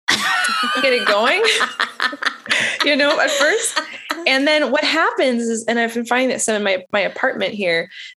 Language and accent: English; Canada; moved away as an adult; now in Nashville, United States; I am a university professor teaching music therapy in Nashville, Tennessee, but I am Canadian